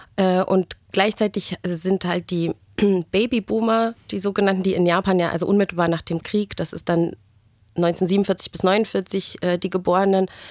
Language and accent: German; Germany; als Deutsche dann auch oftmals so dasteht und sich schon fragt, naja, Moment, bei uns ist es aber in der Highschool nicht so